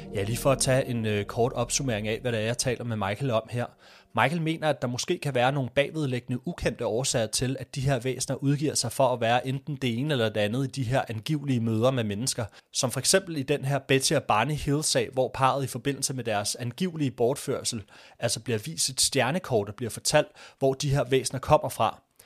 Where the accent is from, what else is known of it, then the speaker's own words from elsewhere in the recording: Denmark; also born or lived in Greenland (ancestry); jeg er fra Danmark, selvom jeg faktisk er af grønlandsk afstamning